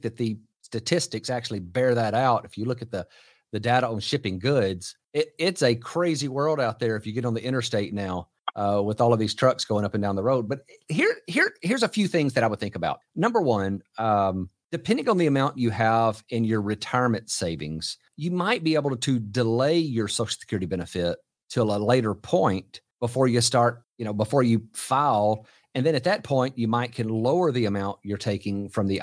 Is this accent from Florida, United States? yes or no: no; Texas, United States; here in my home state of Texas